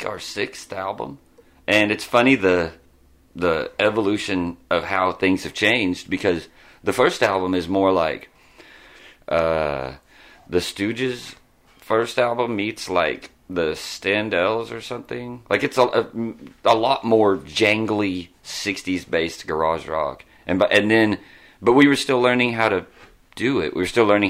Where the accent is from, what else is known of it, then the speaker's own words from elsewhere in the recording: Lindsay, Oklahoma, United States; I'm from Lindsay